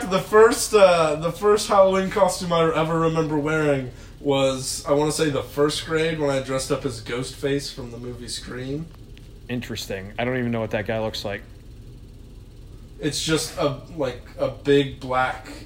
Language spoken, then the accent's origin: English; Ireland; I'm Irish